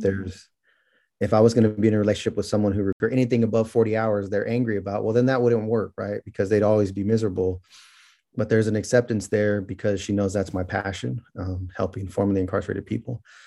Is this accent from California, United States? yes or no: yes; Merced, California, United States; born or raised there; also born or lived in Bakersfield, California